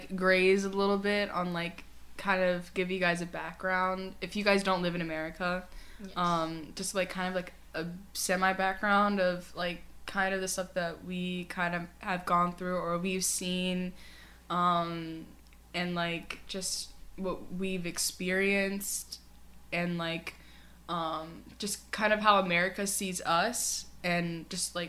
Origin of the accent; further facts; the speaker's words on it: United States; our country is very unified. A lot of, we see ourselves as American